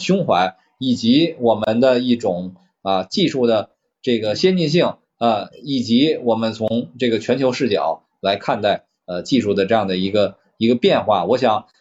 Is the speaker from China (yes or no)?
yes; China; 我们中国人